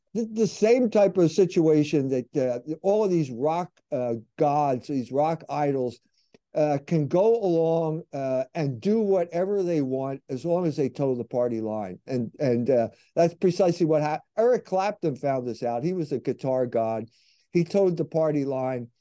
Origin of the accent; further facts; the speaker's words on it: United States; I am an American